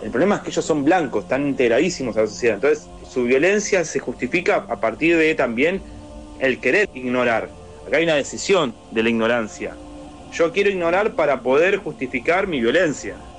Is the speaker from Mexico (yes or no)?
no; Argentina; acá en Argentina lo tenemos